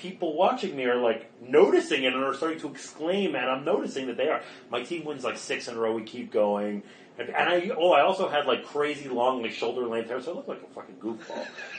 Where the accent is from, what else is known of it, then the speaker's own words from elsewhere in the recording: Montreal, Quebec, Canada; And I grew up in Montreal.